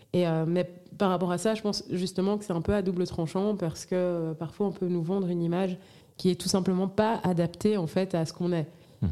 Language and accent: French; Brussels, Brussels-Capital Region, Belgium; j'ai grandi à Bruxelles